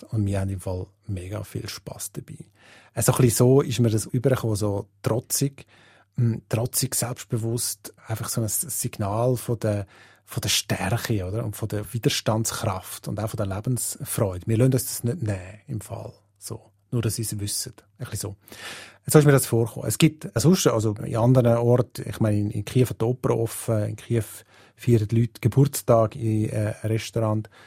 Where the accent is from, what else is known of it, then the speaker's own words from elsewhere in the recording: Switzerland; Das ist etwas, was wir als Schweizer natürlich irgendwie uns gar nicht vorstellen können, oder?